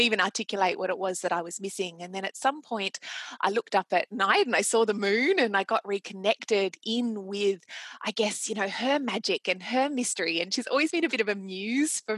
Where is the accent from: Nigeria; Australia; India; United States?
Australia; accent: Australian; And I'm Australian, as you can probably tell from my accent